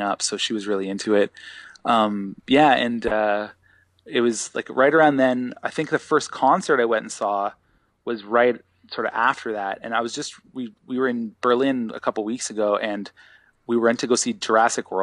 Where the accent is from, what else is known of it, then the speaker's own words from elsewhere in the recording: Sutton, Ontario, Canada; also born or lived in North York, Toronto / Guelph / Peterborough; I'm from Sutton, Ontario. So my family moved from Toronto when I was born in North York. And my family moved from Toronto when I was probably about 9 up to Sutton, Ontario.